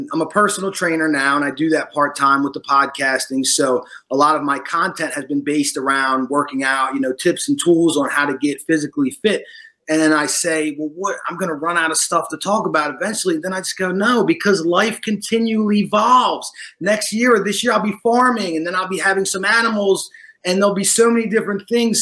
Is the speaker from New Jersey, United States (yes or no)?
yes; Washington Township, New Jersey, United States; now in Florida, United States; I was born in Washington Township in South New Jersey